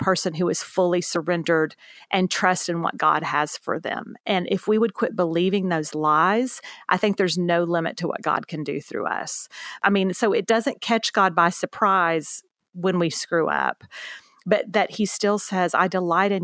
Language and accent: English; Houston, Texas, United States; also born or lived in Beaumont, Texas; now in San Antonio, United States; I grew up in Houston, Texas, for the most part, ended up going to high school in Beaumont, Texas.